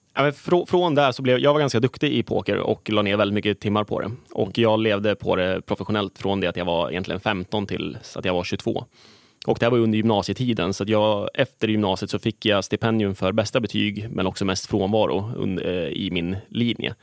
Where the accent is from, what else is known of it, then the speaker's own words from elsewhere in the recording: Gävle, Gävleborg County, Sweden; Jag är född och uppvuxen i Gävle